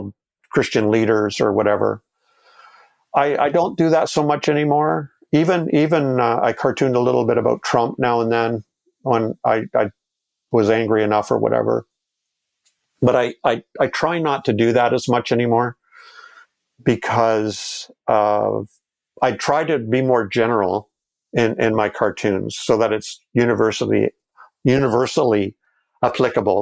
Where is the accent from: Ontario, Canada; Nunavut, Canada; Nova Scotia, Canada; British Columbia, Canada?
Ontario, Canada; Toronto; my hometown, Toronto